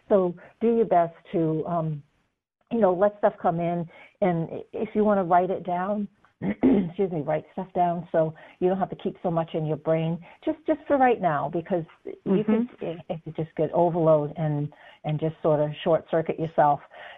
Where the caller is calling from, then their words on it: Texas, United States; I'm calling from Texas.